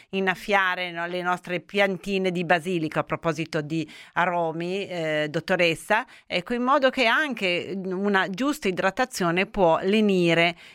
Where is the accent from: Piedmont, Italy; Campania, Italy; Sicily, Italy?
Piedmont, Italy; Turin; la menta, noi che tutte e due siamo di Torino, no?